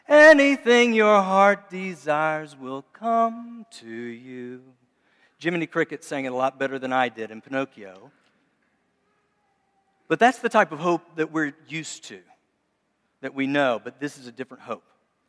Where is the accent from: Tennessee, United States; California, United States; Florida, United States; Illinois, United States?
Tennessee, United States; Memphis; I grew up lived in Memphis for a long time, so I always think Elvis gives hope.